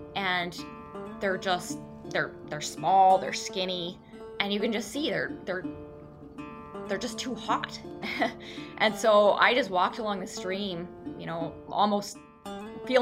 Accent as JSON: {"language": "English", "area": "Becharof National Wildlife Refuge", "region": "Alaska Peninsula", "country": "United States", "tie": "born or raised there", "said": "I grew up on the Alaskan Peninsula within the Bekaroff National Wildlife Refuge"}